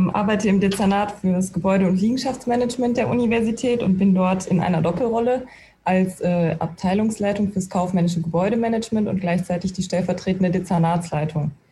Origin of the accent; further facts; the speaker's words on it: Aachen, North Rhine-Westphalia, Germany; born there; ich möchte irgendwann wieder zurück nach Nordrhein-Westfalen, weil ich gebürtige Aachenerin bin